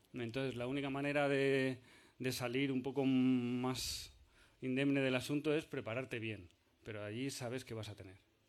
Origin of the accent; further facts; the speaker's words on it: Argentina; soy de Argentina